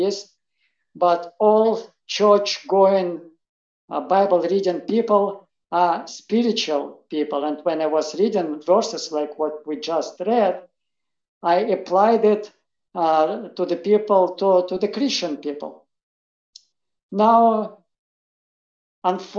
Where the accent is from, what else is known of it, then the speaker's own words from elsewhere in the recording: Russia; English is a second language; moved away; I was raised in Soviet Russia. I was raised as an atheist